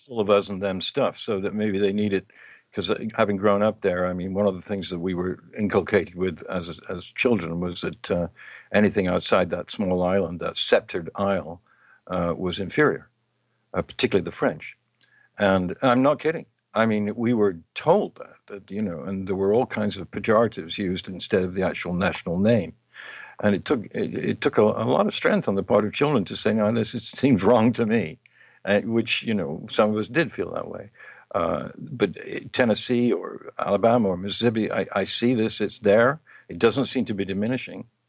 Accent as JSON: {"language": "English", "region": "England", "country": "United Kingdom", "moved": "yes", "said": "in my home country, in England"}